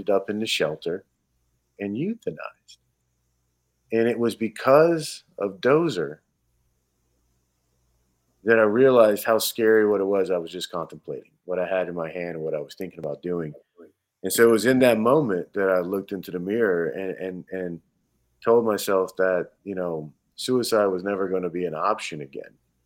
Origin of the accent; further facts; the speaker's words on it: Georgia, United States; now in Wisconsin, United States; I'm a kid from Georgia, so the Georgia Bulldogs, you know, were my team growing up